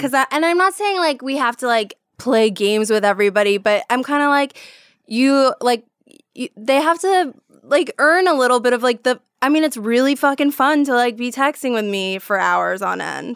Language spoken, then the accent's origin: English; New York, United States; moved away; coming from New York